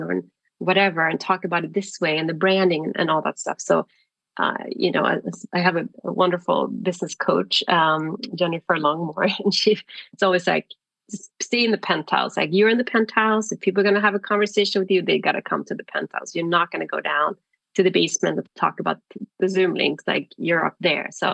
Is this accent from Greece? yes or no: no; Sweden; moved away as an adult; also born or lived in Stockholm; I'm from Sweden. I was living in Stockholm at the time